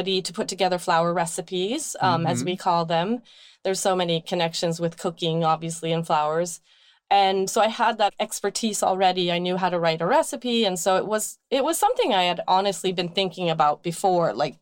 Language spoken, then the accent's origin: English; Sweden; now in Brooklyn, United States; growing up in Sweden, we would just go out on the field and pick forage